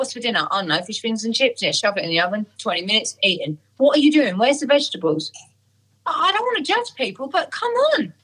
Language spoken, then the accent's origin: English; Essex, East of England, United Kingdom; I'm from Essex